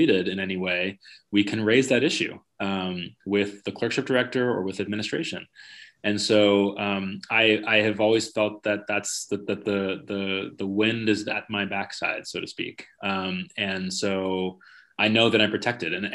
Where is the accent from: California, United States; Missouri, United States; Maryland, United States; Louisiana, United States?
California, United States; I grew up in California